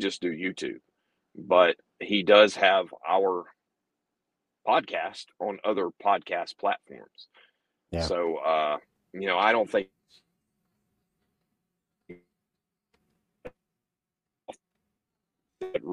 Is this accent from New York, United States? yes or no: no; Florida, United States; moved away; I grew up in Florida